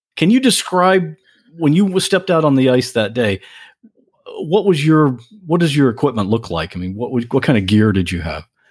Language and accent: English; United States; as the American